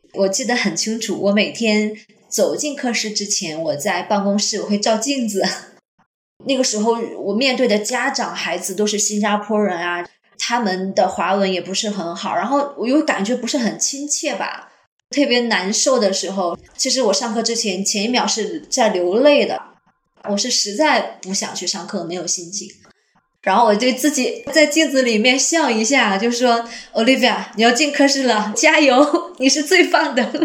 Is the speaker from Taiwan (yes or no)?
no; Jilin, China; moved away as an adult; now in Singapore; 我是八零后。目前我的职业是一位教师，我的老家是来自吉林东北。我现在身处新加坡，我来新加坡十三年了